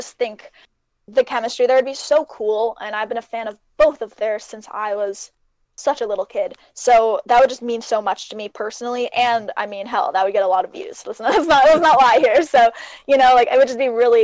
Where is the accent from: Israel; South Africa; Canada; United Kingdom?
Canada; Both of us being Canadian